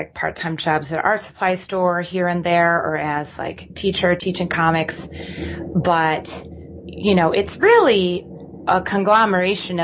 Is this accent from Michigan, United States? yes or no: yes; Michigan, United States; moved away as an adult; now in Brooklyn, United States; I'm originally from Michigan. And I moved here to Brooklyn in 2010